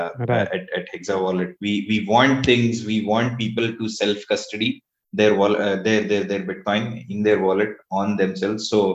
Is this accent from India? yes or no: yes; India; I am from India, proudly so